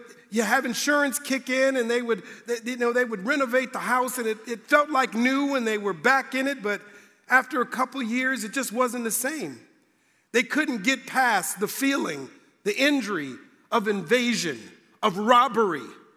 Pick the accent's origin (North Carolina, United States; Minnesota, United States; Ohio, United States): Minnesota, United States; Minneapolis; moved away as an adult; now in Indiana, United States; growing up in Minnesota, it gets cold